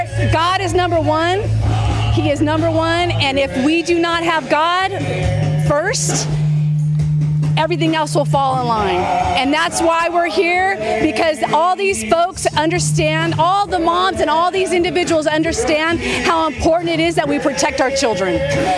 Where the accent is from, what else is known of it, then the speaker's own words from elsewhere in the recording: Kentucky, United States; We're from Kentucky. I felt the Lord calling me to come, so we came for this rally.